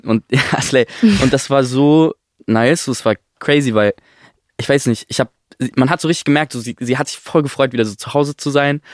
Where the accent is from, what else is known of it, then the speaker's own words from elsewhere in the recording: near Stuttgart, Baden-Württemberg, Germany; ich bin bei Stuttgart aufgewachsen